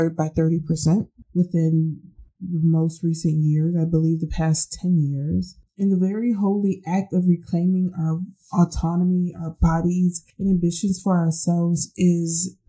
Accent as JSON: {"language": "English", "country": "United States", "said": "being Black American"}